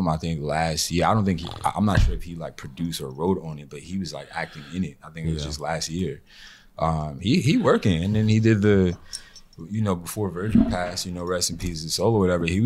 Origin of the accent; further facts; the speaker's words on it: Elizabeth, New Jersey, United States; I'm from like Elizabeth Linden area